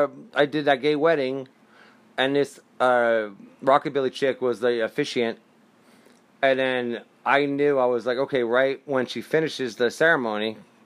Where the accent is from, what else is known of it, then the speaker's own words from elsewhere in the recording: New Jersey, United States; growing up in Jersey in the 80s